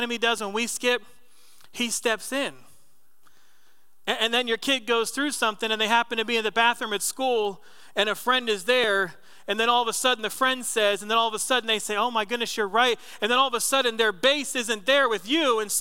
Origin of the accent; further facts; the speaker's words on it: New Jersey, United States; moved away; When I was a kid growing up in Jersey